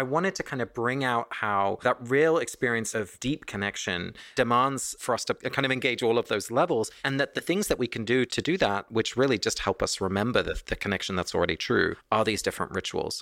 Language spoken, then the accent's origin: English; England, United Kingdom; moved away; my family was Dutch, but I was born and raised in England